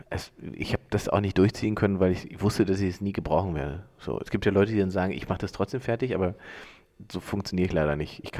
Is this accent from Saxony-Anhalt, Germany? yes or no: yes; Salzwedel, Saxony-Anhalt, Germany; now in Berlin, Germany; bin ich in Sachsen-Anhalt